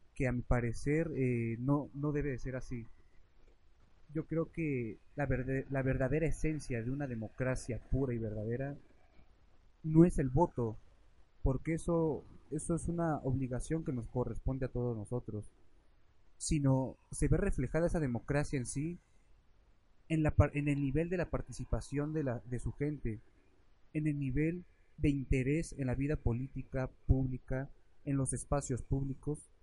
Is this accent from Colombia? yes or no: no; Mexico; nosotros como mexicanos